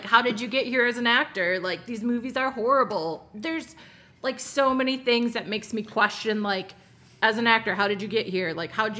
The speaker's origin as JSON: {"language": "English", "region": "Michigan", "country": "United States", "moved": "as an adult", "lives_now": "Arizona, United States", "said": "I'm from Michigan."}